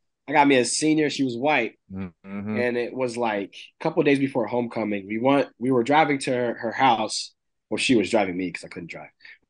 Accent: Chambersburg, Pennsylvania, United States; where Tony and I grew up, we went through similar things in terms of we grew up in a small town in Pennsylvania called Chambersburg.

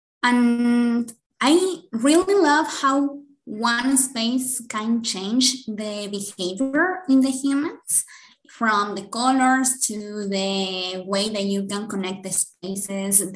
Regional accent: Guadalajara, Jalisco, Mexico; English is a second language; I'm from Guadalajara, Jalisco, in Mexico.

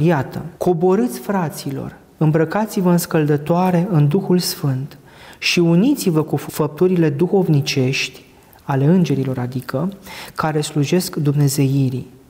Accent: Romania; mulți dintre noi ca creștini ortodoxi, ca români

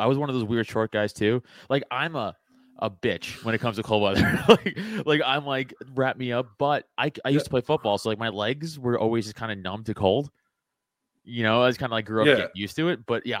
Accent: New York, United States; also born or lived in Staten Island; now in Pennsylvania, United States; I'm from New York, right? And then I moved from New York to PA.

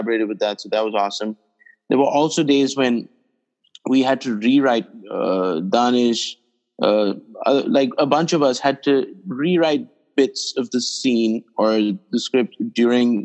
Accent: India; when I was growing up in India

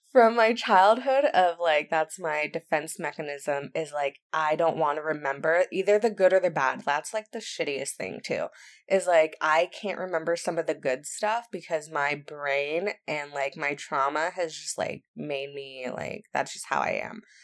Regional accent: Santa Barbara County, California, United States; moved away; I am from Santa Barbara County. If you don't know where that is, it's in California on the Central Coast

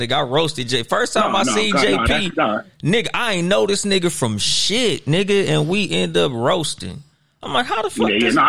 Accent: Compton, California, United States; Nah, nigga, I'm from Compton, my nigga.

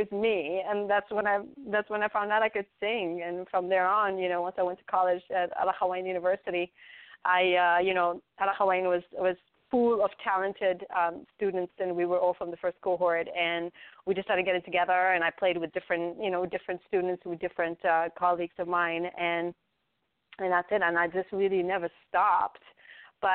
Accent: Tangier, Tanger-Tetouan-Al Hoceima, Morocco; moved away as an adult; now in Raleigh, United States; I grew up in Tangier, Morocco, born and raised.

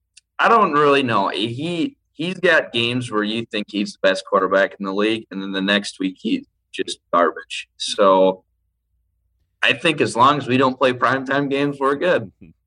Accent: Minnesota, United States; I grew up in Minnesota.

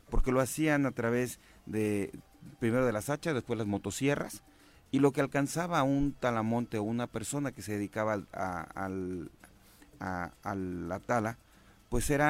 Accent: Huitzilac, Morelos, Mexico; Huitzilac. Amo mi pueblo, ah, conozco a la gente de allá, soy de allá eh, tengo negocio allá

